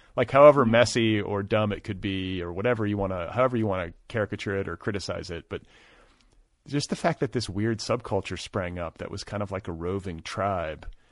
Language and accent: English; Midwest, United States; moved away; also born or lived in Boulder, Colorado; I grew up in the Midwest